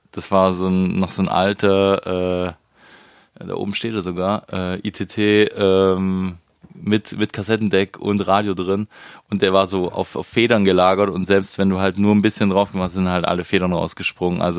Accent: Biberach an der Riss, Baden-Württemberg, Germany; Das ist äh, zwischen Ulm und Ravensburg, Richtung Bodensee, schön Oberschwaben. Ähm, es war schön da au

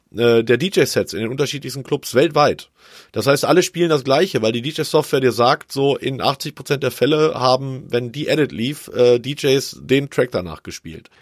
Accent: south of Bonn, North Rhine-Westphalia, Germany; also born or lived in Cologne / Frankfurt; now in Karlsruhe, Germany; ich glaube vier oder fünf Jahre und dann bin ich ungefähr 50 Kilometer südlich gezogen und äh, da bin ich dann groß geworden. Südlich von Bonn.

